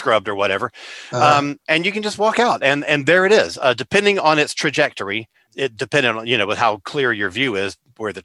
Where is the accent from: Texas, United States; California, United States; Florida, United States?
Florida, United States; Central; Growing up in Central Florida